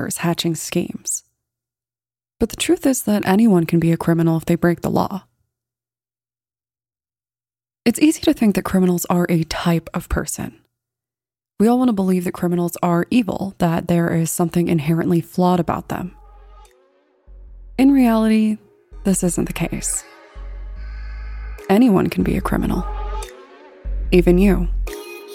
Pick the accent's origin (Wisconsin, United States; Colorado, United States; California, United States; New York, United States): Colorado, United States; my home state of Colorado